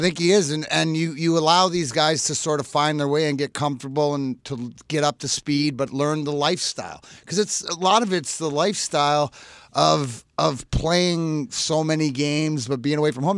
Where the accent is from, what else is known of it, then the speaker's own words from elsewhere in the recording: Canada; I'm Canadian